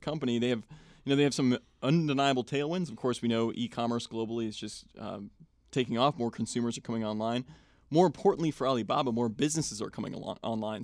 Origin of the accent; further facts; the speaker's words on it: Wenham, Massachusetts, United States; moved away; I grew up in Wenham, which is a couple towns over from Manchester